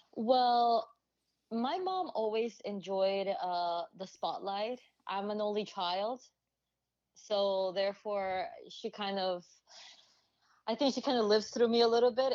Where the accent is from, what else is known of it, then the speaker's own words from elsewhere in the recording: Honduras; now in United States; I'm originally from Honduras